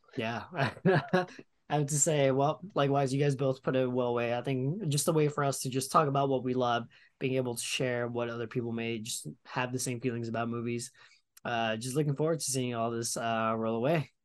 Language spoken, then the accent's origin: English; New York, United States; as a New Yorker